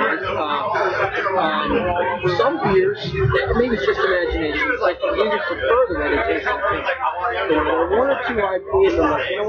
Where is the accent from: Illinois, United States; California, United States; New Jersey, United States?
California, United States; Bakersfield; My business partner, one of the founders of the brewery, we grew up here in Bakersfield.